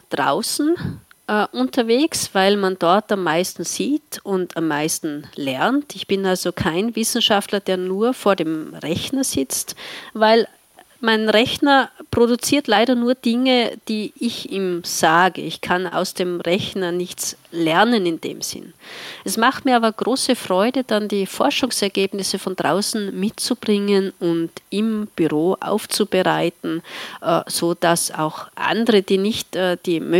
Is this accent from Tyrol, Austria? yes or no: yes; Tyrol, Austria; Ich komme aus einer Gegend, in der im Winter sehr viel Schnee liegt. Äh, das schneereichste Dorf Österreichs